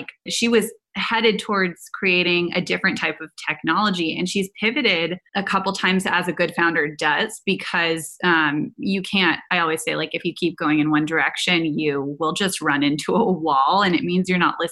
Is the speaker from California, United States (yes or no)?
yes; Silicon Valley, California, United States; I grew up in Silicon Valley around incredible men in technology